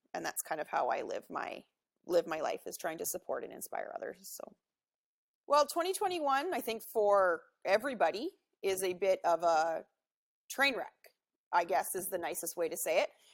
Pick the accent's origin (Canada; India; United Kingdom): Canada; Vancouver, British Columbia; I'm from Vancouver in Canada here, uh, home of the 2010 Olympics. Beautiful city. I'm so excited uh, and grateful that I get to live here. I've lived here my whole life.